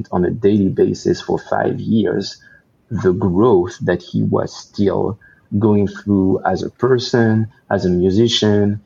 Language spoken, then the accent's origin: English; France; moved away as an adult; now in Los Angeles, United States; I decided to leave everything and everyone behind in my homeland of France, to just move here by myself